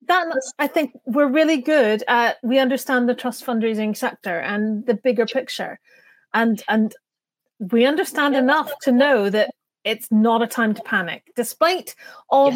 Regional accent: Canada; accent: North American; now in United Kingdom; now I come from Canada

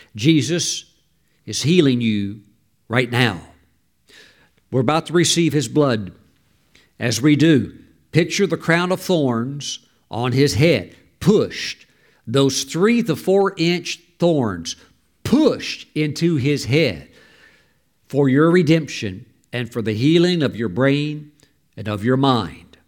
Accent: United States; we as American citizens

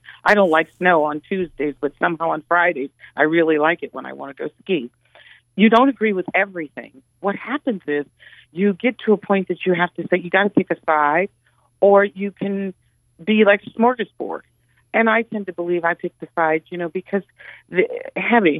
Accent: Cleveland, Ohio, United States; I'm born and raised in Cleveland, went through the Cleveland public

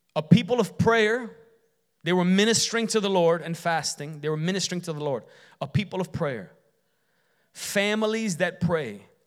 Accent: Chicago, Illinois, United States; when I grew up in Chicago

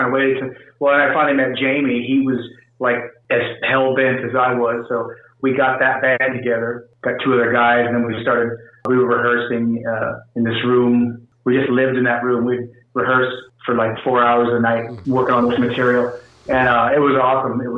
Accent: Chester, California, United States; also born or lived in San Jose, California; My family lived in a small Northern California town called Chester

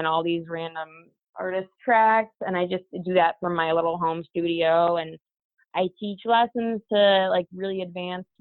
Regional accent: Milwaukee, Wisconsin, United States; now in Los Angeles, United States; a Milwaukee-based band, which is my hometown

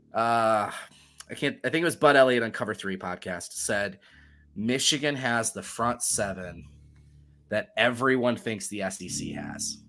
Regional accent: Germany; moved away; I was born in Germany, and I lived in Germany

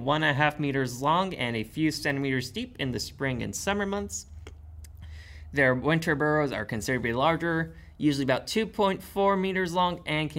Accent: Texas, United States; I'm from Texas.

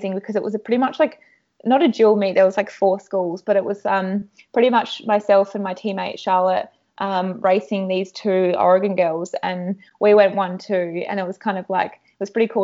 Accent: Australia; also born or lived in United States; being Australian

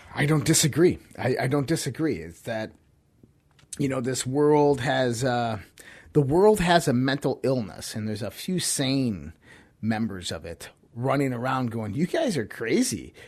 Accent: Western New York, United States; I grew up in Western New York. I I grew up in those types of winters.

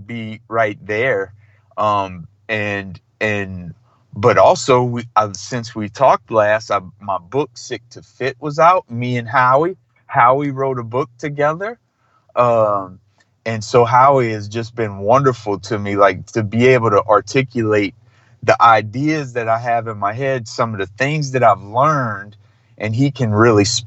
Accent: Thibodaux, Louisiana, United States; I grew up in South Louisiana, which is in the South and in the South of the South

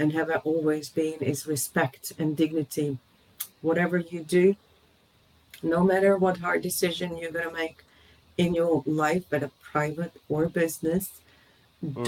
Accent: Bosnia & Herzegovina; moved away as an adult; also born or lived in Austria / Germany; now in Dortmund, Germany; I was born in Austria. My parents have been there at that point of time for a couple of years, but grew up in Bosnia, in former Yugoslavia, today Bosnia, and have been there until the Balkan War started when I moved as a 20-year-old over to Germany.

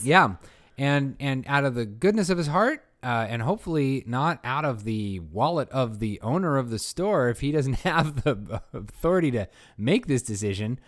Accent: Bay Area, California, United States; growing up in the Bay Area where everything has Spanish names

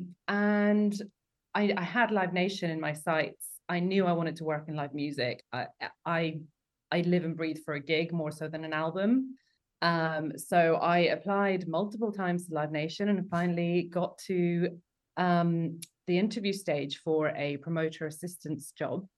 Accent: London, United Kingdom; I grew up in London going to gigs in Camden

